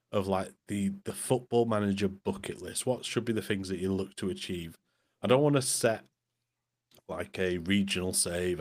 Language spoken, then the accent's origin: English; Morecambe, North West England, United Kingdom; moved away; I wasn't born in Morecambe, but I grew up in Morecambe.